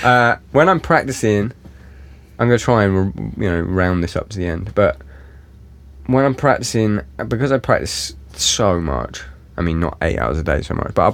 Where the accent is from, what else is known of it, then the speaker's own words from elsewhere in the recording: England, United Kingdom; I'm English